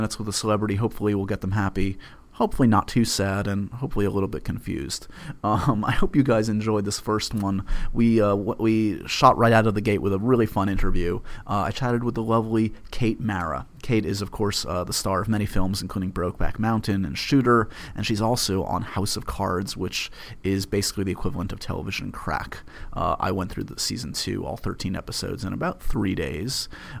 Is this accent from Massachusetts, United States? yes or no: no; New York, United States; born there; again, I was born in New York, and I grew up with Regis